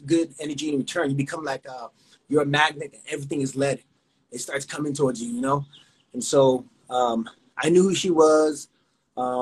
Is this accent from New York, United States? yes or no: no; California, United States; also born or lived in Houston, Texas; I was born in Houston. And then I come over here to California at like early age